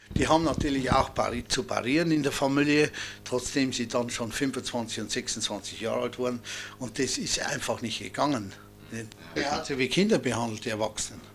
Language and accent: German; Waldsassen, Bavaria, Germany; bei uns in Walzhausen